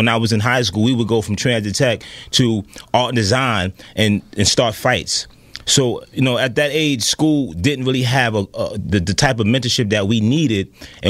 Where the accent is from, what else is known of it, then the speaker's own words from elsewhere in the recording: New York City, New York, United States; I was born and raised in Brooklyn.